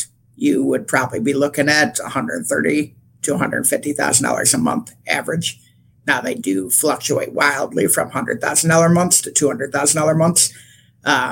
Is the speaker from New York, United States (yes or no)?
no; Michigan, United States; I'm from Michigan